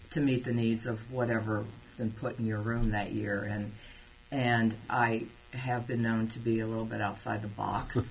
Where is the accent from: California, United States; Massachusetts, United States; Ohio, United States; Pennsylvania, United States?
Ohio, United States; Cincinnati; also born or lived in Germany / Alaska / Kansas; I was born in Cincinnati and uh, I spent first 12 years of my life at a Catholic school